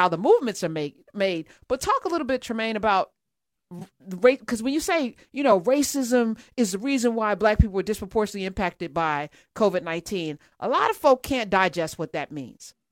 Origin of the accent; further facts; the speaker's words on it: United States; as an American